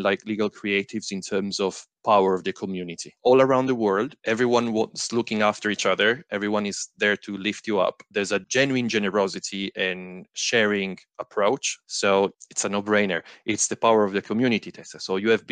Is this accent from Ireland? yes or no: no; Italy; now in Bristol, United Kingdom; I'm originally from Italy, but now in the UK, in Bristol